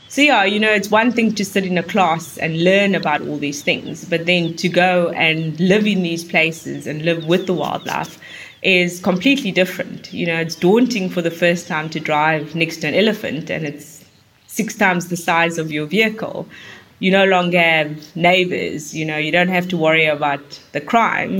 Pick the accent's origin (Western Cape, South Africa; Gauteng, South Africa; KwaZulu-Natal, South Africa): Western Cape, South Africa; Cape Town; when I was growing up in Cape Town